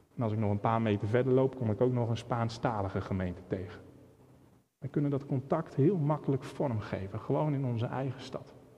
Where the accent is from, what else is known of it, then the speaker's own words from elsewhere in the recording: Netherlands; Ik ben opgegroeid in Holland